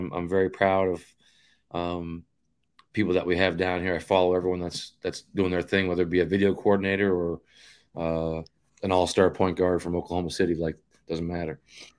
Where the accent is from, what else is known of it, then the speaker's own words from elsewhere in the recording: Canada; it means something to you as a Canadian, because you're out there trying to prove that we're amongst the best in this sport in the world